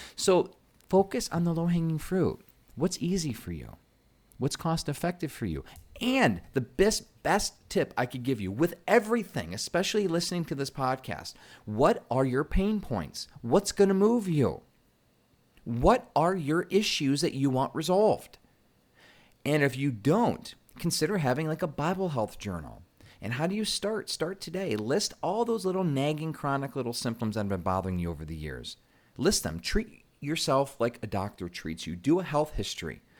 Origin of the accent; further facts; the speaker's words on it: Michigan, United States; I'm from Michigan, so we call it pop